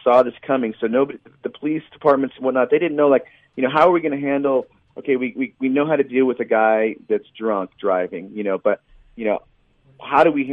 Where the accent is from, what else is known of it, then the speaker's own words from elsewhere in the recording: Colorado, United States; I'm from Colorado